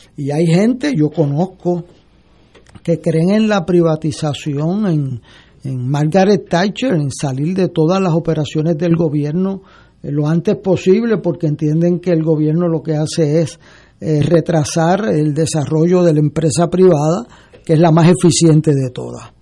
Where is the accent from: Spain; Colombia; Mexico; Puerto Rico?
Puerto Rico